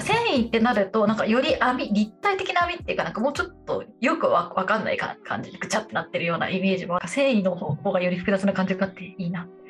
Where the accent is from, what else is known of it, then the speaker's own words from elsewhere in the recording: Japan; also born or lived in Tokyo; 東京生まれベッドタウン育ちなんで